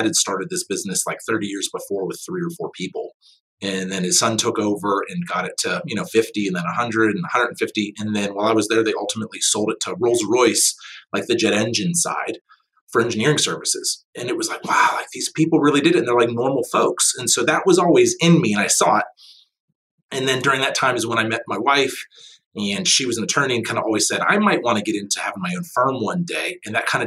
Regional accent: Pittsburgh, Pennsylvania, United States; I'm from the Pittsburgh area, and growing up through school

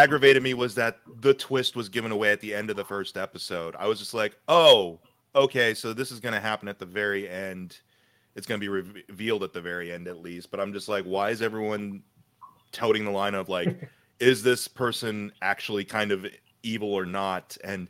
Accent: Columbus, Ohio, United States; I'm from Columbus.

